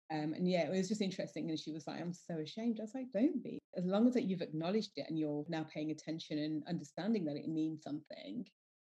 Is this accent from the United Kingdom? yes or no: yes; United Kingdom; But, you know, I'm Indian, British Indian, proud of it.